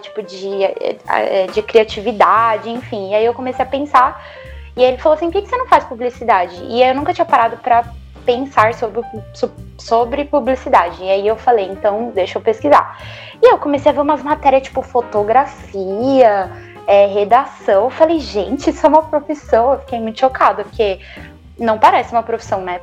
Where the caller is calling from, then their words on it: Santo André, São Paulo, Brazil; Eu falo de Santo André